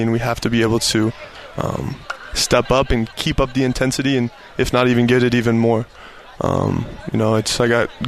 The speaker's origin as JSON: {"language": "English", "town": "Riverton", "region": "Utah", "country": "United States", "tie": "born or raised there", "also_born_or_lived": "Mount Pleasant, Utah", "said": "so I'm from Riverton. I grew up and I lived about 16 years there"}